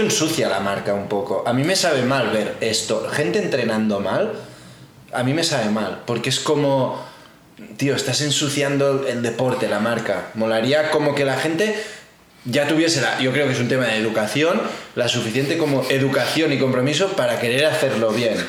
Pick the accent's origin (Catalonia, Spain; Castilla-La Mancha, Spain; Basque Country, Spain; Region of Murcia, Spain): Catalonia, Spain; Barcelona; somos de Barcelona